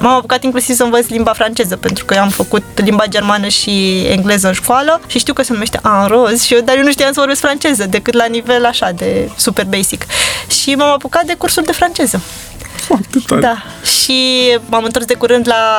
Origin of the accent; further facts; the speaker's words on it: Bucharest, Romania; m-am născut în București, pentru mine orașul ăsta este acasă.